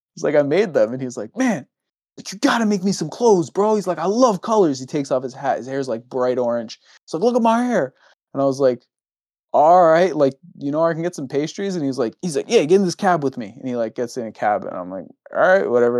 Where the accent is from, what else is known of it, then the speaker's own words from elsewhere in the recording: United States; I'm American